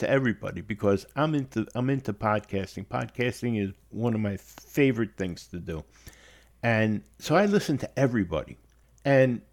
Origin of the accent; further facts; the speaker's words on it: New York City, New York, United States; I was born and raised in the Bronx